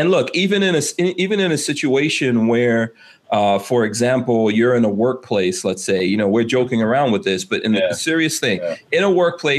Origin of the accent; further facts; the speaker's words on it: Flint, Michigan, United States; I'm from Flint, Michigan. I've seen many young black men who were provoked into violence.